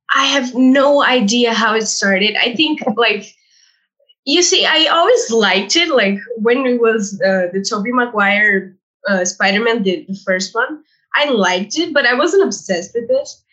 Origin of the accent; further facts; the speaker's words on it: Brazil; first language Portuguese; English is a second language; Portuguese, obviously, because I was born in Brazil.